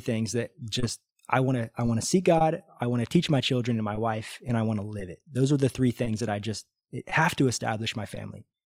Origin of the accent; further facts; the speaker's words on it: Missouri, United States; moved away as an adult; now in Brazil; I'm from Missouri